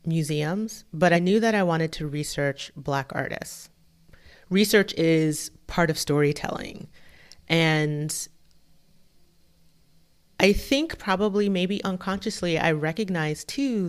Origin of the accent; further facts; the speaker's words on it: Florida, United States; So I grew up in a military family. My dad was in the Navy. And so we spent most of our time in Florida.